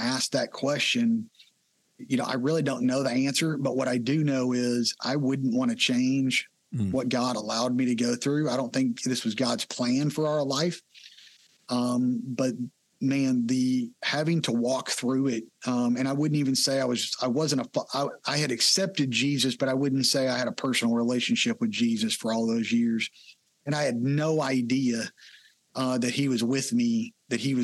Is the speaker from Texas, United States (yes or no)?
yes; Texas, United States; I grew up in Texas, been here my whole life